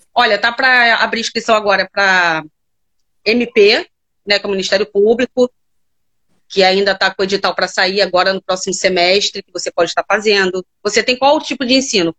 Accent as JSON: {"language": "Portuguese", "region": "Rio de Janeiro", "country": "Brazil", "said": "Eu sou do Rio de Janeiro, mais tá. precisamente Campo Grande"}